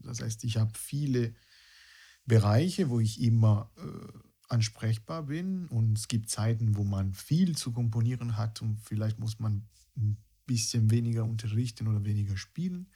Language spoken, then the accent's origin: German; near Rome, Lazio, Italy; German is a second language; moved away as an adult; also born or lived in Berlin / Dresden; now in Germany; ich komme aus Italien, ich bin bei, bei Rom ge, äh, groß geworden und mit 26 ja, habe ich mich entschieden, eine mehr oder weniger lange Erfahrung in einem anderen europäischen Land zu starten